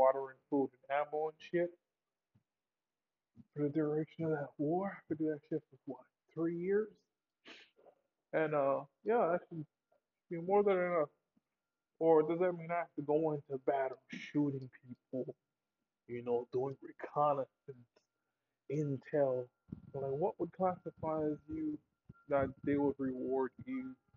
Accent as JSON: {"language": "English", "country": "United States", "said": "I'm American"}